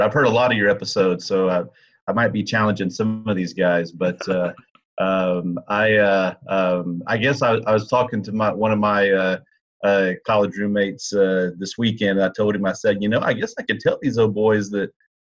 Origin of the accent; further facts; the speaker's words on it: Waco, Texas, United States; also born or lived in Amarillo, Texas / Midland, Texas; growing up in Waco, Texas, and having Dad coach at Baylor